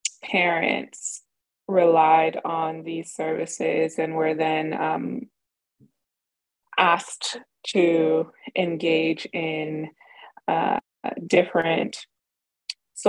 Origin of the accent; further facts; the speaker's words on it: New York City, New York, United States; growing up in Southside Jamaica, Queens, to immigrant parents from Jamaica